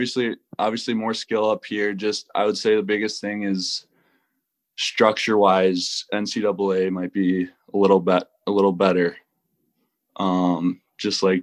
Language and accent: English; Minnesota, United States; moved away as an adult; now in Greenville, United States; I played high school hockey in Minnesota, college Minnesota, and then last year was my actual first year, like, being out of Minnesota